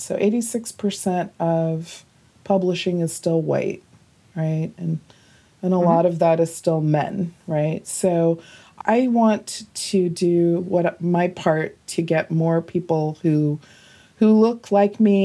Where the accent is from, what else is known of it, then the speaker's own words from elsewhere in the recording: North Carolina, United States; moved away; also born or lived in New York; North Carolina